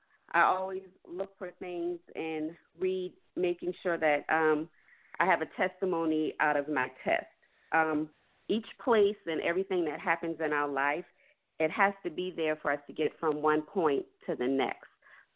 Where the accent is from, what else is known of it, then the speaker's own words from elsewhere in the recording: Charleston, South Carolina, United States; also born or lived in St. Louis, Missouri; I am 40 years old. I was born in St. Louis, Missouri, and raised in Charleston, South Carolina. I am a mother, daughter, wife, Christian, pharmacist